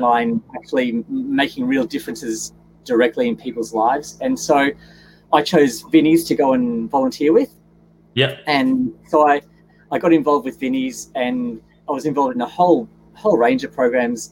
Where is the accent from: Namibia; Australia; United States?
Australia; Gold Coast, Queensland; I was born and, and raised on the Gold Coast